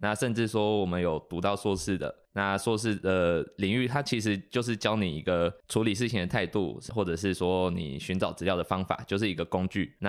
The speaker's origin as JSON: {"language": "Chinese", "region": "northern Taiwan", "country": "Taiwan", "moved": "as an adult", "said": "像我是北部人，"}